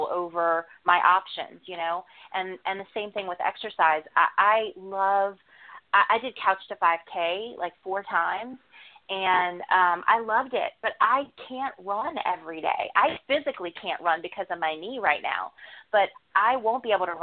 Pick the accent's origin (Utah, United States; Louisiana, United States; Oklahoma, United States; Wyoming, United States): Louisiana, United States; New Orleans; I'm from New Orleans.